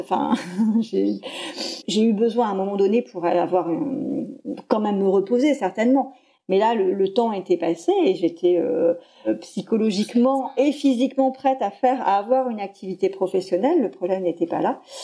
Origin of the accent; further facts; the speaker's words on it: Poitiers, Nouvelle-Aquitaine, France; je suis originaire de Poitiers